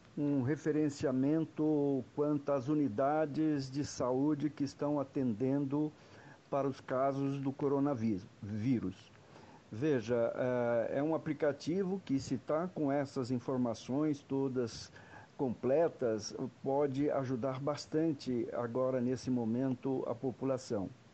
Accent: Brazil; todos nós somos brasileiros

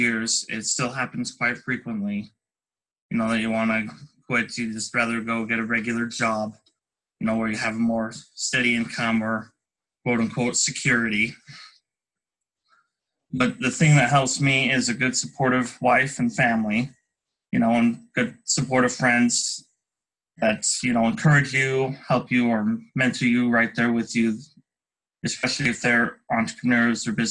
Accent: Salt Lake City, Utah, United States; I'm from Salt Lake City, Utah, a local business owner

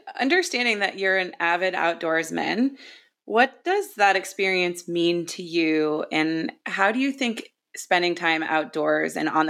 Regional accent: Maine, United States; where I grew up, which was just north of Portland, Maine, after we were, you know, after we finished moving around following my dad's Coast Guard career.

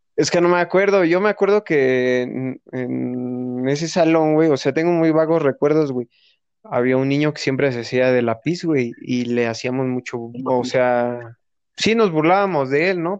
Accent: Toluca, State of Mexico, Mexico; nosotros somos del Estado de México, De Toluca

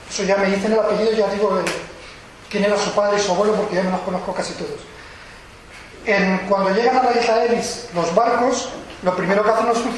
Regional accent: San Sebastián, Basque Country, Spain; Yo vengo de San Sebastián

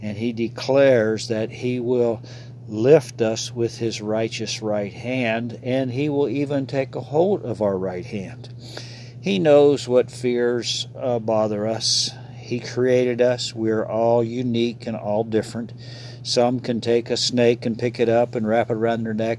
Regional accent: Ohio, United States; moved away as an adult; That's my home state. So, spent 18 years there and wander back there occasionally from time to time

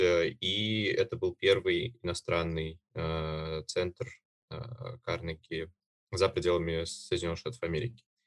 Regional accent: Uzbekistan; now in Moscow, Russia; Родом я сам из Узбекистана

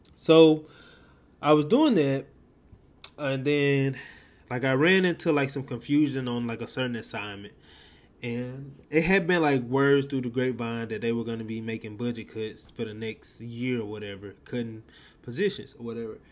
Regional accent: Mississippi, United States; I was raised a Southern Baptist in Mississippi

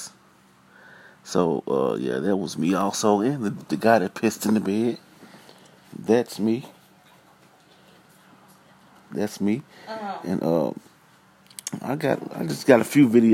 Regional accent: Pine Bluff, Arkansas, United States; I'm from Pine Bluff, Arkansas. Born and raised

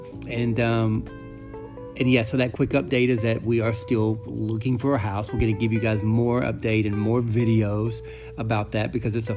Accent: North Georgia, United States; moved away as an adult; also born or lived in Boston / San Francisco / Los Angeles; I was born in North Georgia, which is the country, which is the sticks

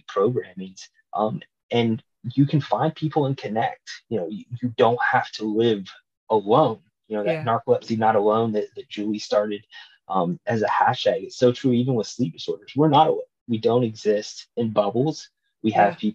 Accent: Nashville, Tennessee, United States; to be in my hometown

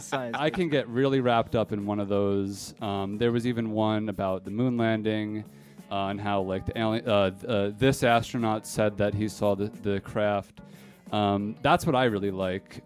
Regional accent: East Coast, United States; growing up on the East Coast

